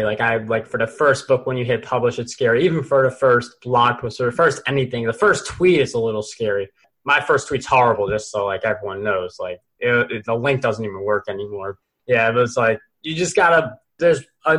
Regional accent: New York, United States; I'm a New Yorker

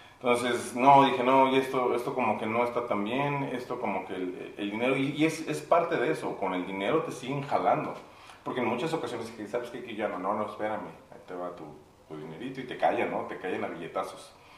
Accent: Mexico City, Mexico; now in Saltillo, Mexico; yo soy de la Ciudad de México, ya tengo 20 años viviendo en Saltillo

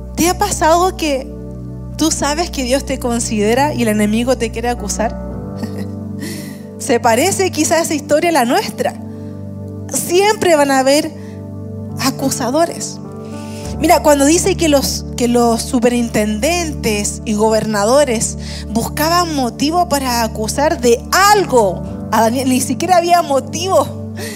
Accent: Puente Alto, Santiago Metropolitan Region, Chile; yo también nací en Puente Alto. Eh, y saben que eh, viví los primeros cinco años de mi vida muy cerca de nuestro campus en Puente Alto, unas dos calles más atrás. Pero desde los cinco años hasta como los 20, 22 quizás, viví en la peor población de Puente Alto.

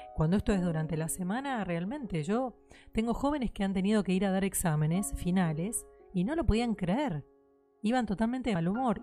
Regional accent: Argentina; lo que somos en Argentina, de lo que es la idiosincrasia acá

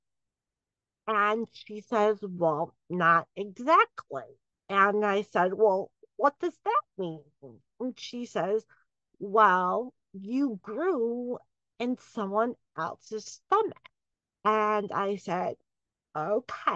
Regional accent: Southfield, Michigan, United States; I grew up in the suburbs of Detroit. I grew up in Southfield, Michigan.

